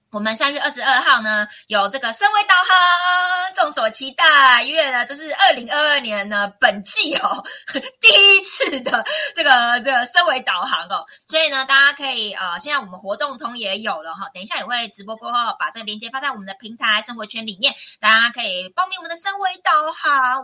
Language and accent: Chinese; Chiayi, Taiwan; 嘉义也是我的家乡